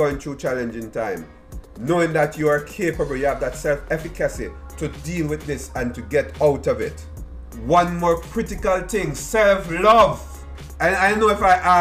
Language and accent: English; Jamaica; moved away; me growing up in Jamaica